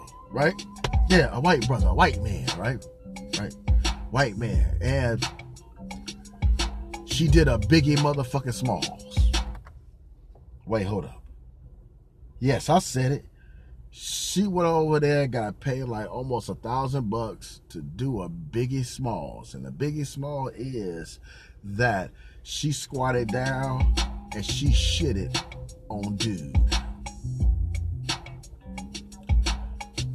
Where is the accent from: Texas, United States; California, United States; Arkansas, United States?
California, United States; also born or lived in Arizona; I'm from Cali